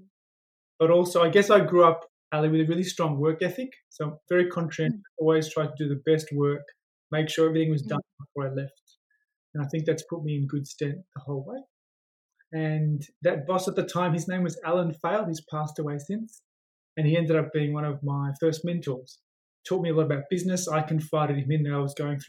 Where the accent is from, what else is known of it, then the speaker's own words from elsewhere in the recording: Melbourne, Victoria, Australia; I grew up in Melbourne, and I grew up in an area where there was lots of migrants.